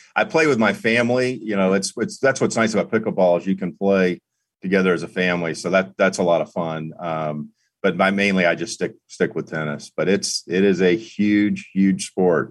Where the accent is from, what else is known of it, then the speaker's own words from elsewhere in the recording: East Coast, United States; moved away as an adult; now in Indianapolis, United States; I'm from the East Coast